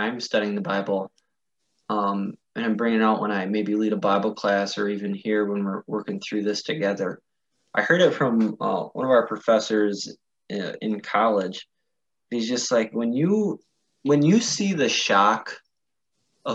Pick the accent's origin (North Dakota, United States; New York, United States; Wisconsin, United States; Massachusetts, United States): Wisconsin, United States; I grew up in a small town in Wisconsin